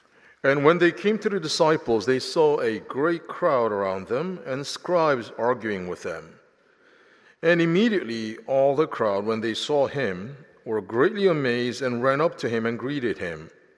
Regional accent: Philadelphia, Pennsylvania, United States; also born or lived in South Korea; now in Nashville, United States; So I was born in South Korea, grew up in Philadelphia, never traveled to Nashville until I came to interview for my job at Vanderbilt University.

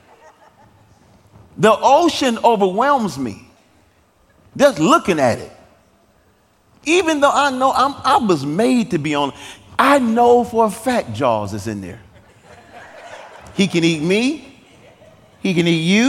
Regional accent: Detroit, Michigan, United States; now in Nashville, United States; I grew up in Detroit's inner city

